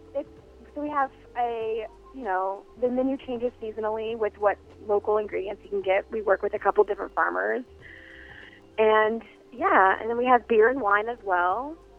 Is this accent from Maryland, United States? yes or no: no; New Orleans, Louisiana, United States; also born or lived in Connecticut; now in Minneapolis, United States; I came to Minneapolis about a year ago and via Connecticut, but I'm from New Orleans. I'm from Louisiana